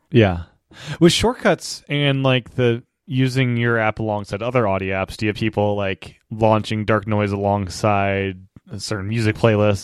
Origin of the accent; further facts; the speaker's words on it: the East, East Coast, United States; moved away as an adult; also born or lived in Los Angeles; I grew up in the East, When I moved to L A, I don't live there anymore, I live back at East again